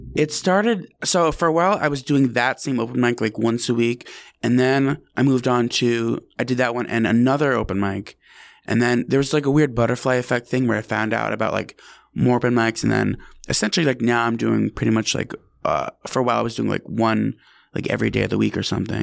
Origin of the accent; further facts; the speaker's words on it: Albany, New York, United States; now in New York City, United States; I'm from Albany, New York